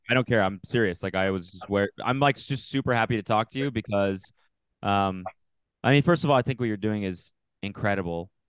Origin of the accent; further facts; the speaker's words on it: Canada; I'm from Canada